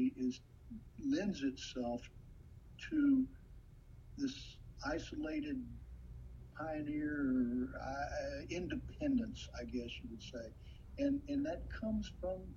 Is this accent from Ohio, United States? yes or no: no; Wayne County, West Virginia, United States; when I grew up in West Virginia here in the 60s